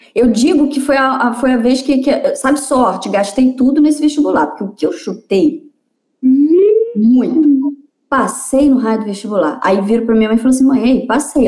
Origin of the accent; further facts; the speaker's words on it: Vassouras, Rio de Janeiro, Brazil; also born or lived in Juiz de Fora; Eu sou nascida e criada em Vassouras, que é interior do, do estado do Rio